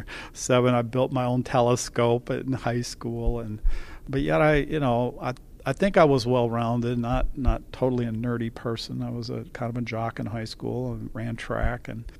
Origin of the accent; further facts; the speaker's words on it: Lansing, Michigan, United States; I was born in Lansing, Michigan, and I was a Michigan State University graduate